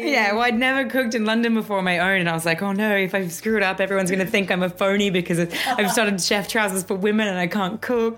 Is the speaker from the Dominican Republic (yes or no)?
no; Australia; growing up in Australia, we kind of lived, you know, 15 minutes from the beach